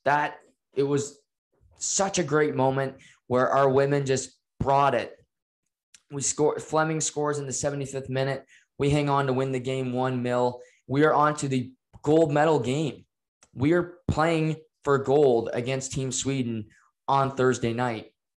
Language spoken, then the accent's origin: English; Canada; We're Canadian